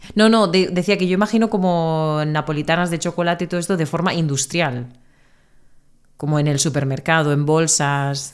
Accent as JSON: {"language": "Spanish", "country": "Spain", "first_language": "Spanish", "said": "de España"}